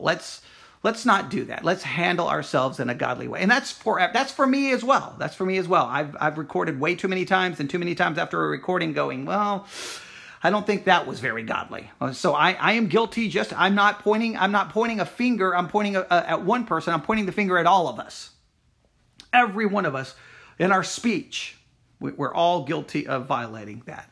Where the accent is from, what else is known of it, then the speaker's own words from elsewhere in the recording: Texas, United States; I myself was born in Texas.